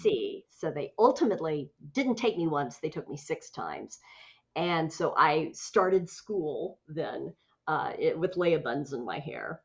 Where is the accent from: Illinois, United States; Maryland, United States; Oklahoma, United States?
Oklahoma, United States; Tulsa; my hometown of Tulsa, Oklahoma